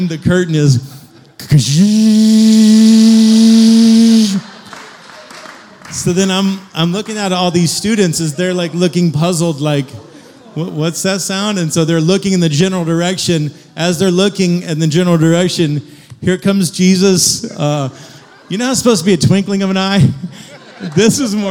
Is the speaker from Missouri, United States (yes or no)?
yes; Kansas City, Missouri, United States; I grew up in Kansas City